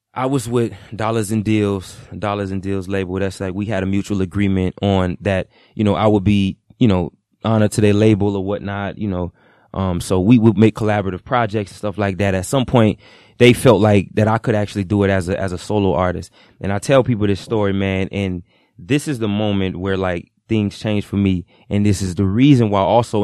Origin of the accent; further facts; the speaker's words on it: Broward County, Florida, United States; I'm from Broward. I grew up in Broward County, Florida